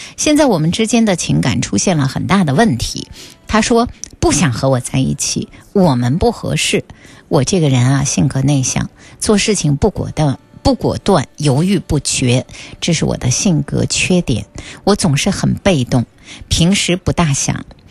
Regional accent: northern China, China; 这个是个北方人哈，我的家乡啊

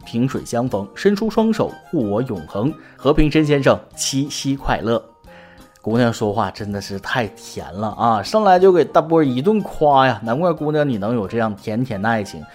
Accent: China; 我们中国人

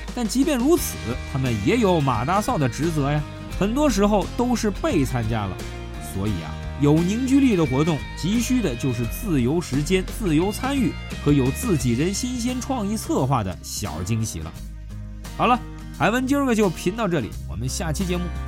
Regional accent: China; 我们中国人

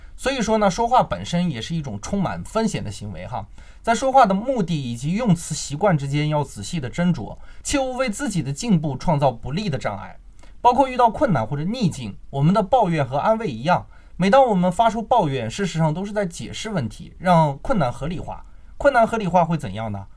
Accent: China; 我们中国人

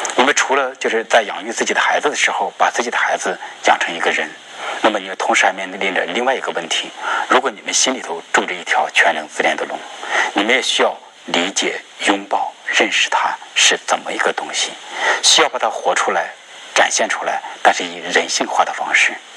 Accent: China; 我们中国人每个人都是一条全能自恋的龙。

